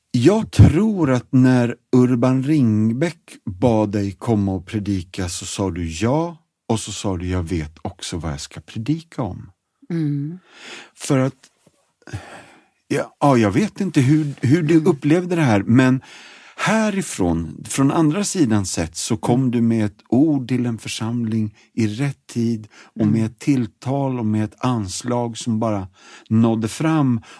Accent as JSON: {"language": "Swedish", "town": "Stockholm", "region": "Stockholm County", "country": "Sweden", "moved": "yes", "said": "jag är stockholmare också"}